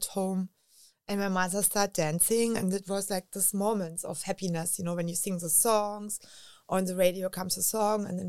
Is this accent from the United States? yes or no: no; Berlin, Germany; English is a second language; I grew up in Berlin with wars around it